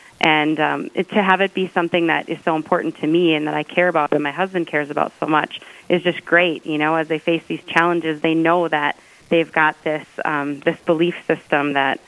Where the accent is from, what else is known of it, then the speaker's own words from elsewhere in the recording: Dickinson, North Dakota, United States; also born or lived in Minneapolis; I grew up here in Dickinson, and then when I went to college, I was in Minneapolis, and my husband is also from Dickinson. Mm-hmm. We lived in Minneapolis during the time when our older children were really young